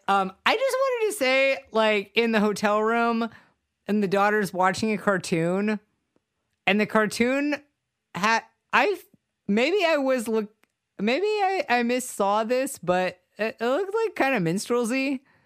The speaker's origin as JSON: {"language": "English", "town": "Savannah", "region": "Georgia", "country": "United States", "said": "I'm from Savannah"}